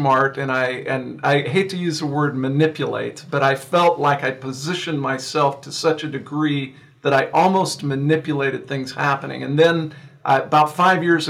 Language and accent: English; San Joaquin Valley, California, United States; also born or lived in Downey, California; my father and mother moved us here to the San Joaquin Valley where I live today